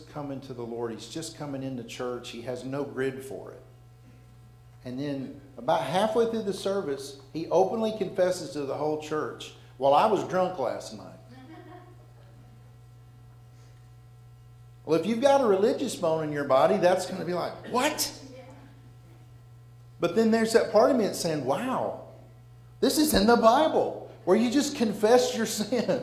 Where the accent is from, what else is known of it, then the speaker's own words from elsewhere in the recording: Alabama, United States; We're from Alabama